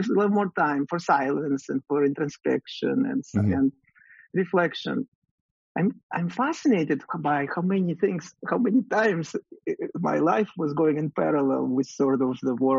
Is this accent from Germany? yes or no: no; Russia; moved away as an adult; now in United States; I grew up in Russia